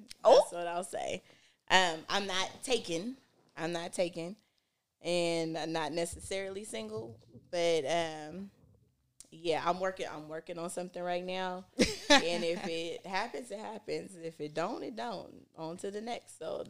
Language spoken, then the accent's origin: English; Oakland, California, United States; also born or lived in Palo Alto / Hayward / Fremont / Stockton; I don't have an accent. I was born in Palo Alto, raised in Oakland, and then we came to Hayward, Fremont, then Stockton.